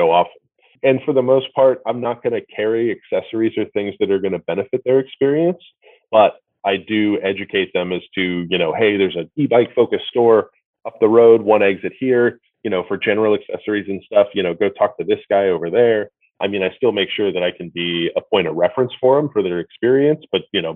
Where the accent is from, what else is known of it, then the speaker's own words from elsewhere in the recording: New Jersey, United States; now in California, United States; I maybe live in California, but I was born in New Jersey